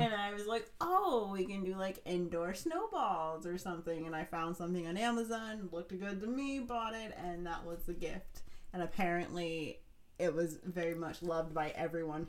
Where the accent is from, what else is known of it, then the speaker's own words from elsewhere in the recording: Ohio, United States; I grew up in Ohio